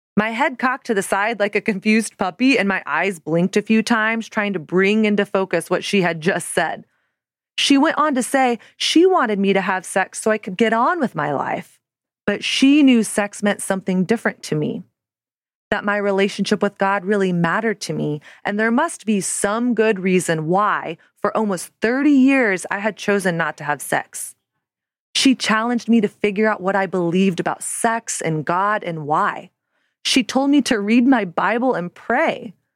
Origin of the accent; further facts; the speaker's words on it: the South, United States; now in Brooklyn, United States; I grew up in the South in the nineties and early two thousands